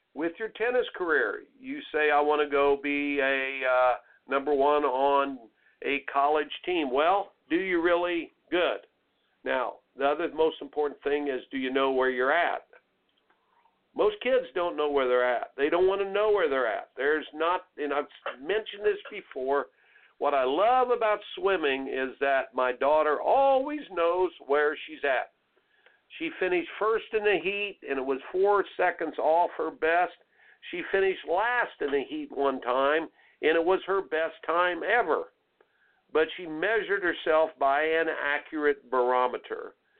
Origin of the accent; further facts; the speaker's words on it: Indiana, United States; growing up in Indiana